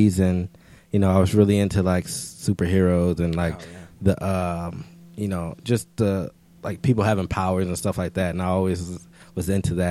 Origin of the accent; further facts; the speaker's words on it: Minnesota, United States; moved away; also born or lived in Chicago, Illinois; raised in Minnesota